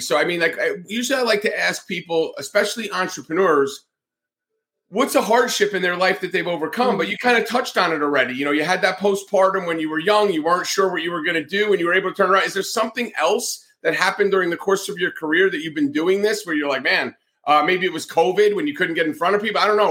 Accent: northern New Jersey, United States; moved away as an adult; also born or lived in Atlanta, Georgia / the South; Growing up in New Jersey, especially northern New Jersey

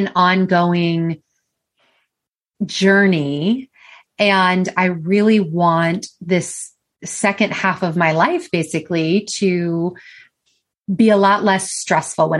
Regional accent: United States; I am from the United States. I don't know if you can tell by my accent

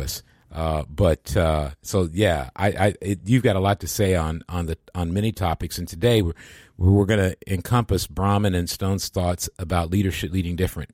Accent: Michigan, United States; moved away; I grew up in Michigan

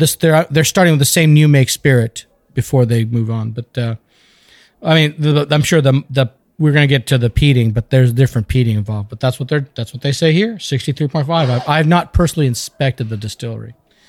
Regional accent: United States; I do the accent, but I'm an American

